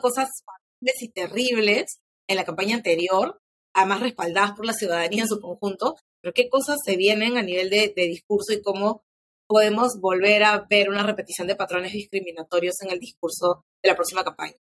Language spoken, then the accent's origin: Spanish; Peru; quiénes somos como peruanos